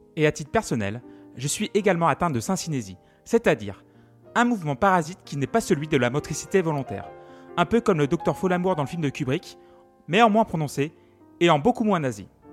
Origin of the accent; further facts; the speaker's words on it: Feurs, Auvergne-Rhône-Alpes, France; Je suis né en 1986 à Feur dans la Loire, gentil et ligérien